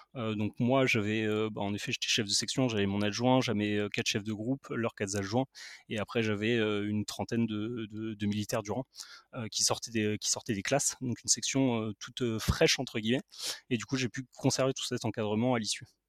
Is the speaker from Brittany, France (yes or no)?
no; Paris, Île-de-France, France; je suis parisien